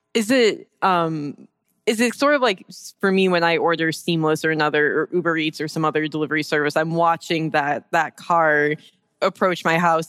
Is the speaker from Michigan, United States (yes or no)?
yes; Detroit, Michigan, United States; I'm from Detroit